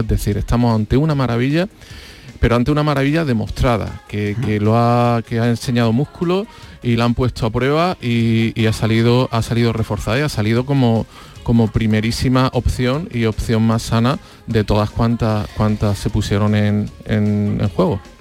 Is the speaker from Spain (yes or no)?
yes; Andalusia, Spain; los andaluces en particular, los españoles en general, porque es algo muy nuestro